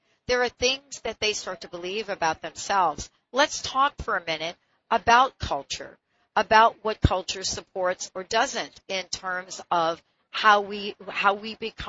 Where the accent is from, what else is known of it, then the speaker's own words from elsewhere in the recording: United States; moved away; I'm from the East Coast originally, New York and New Jersey.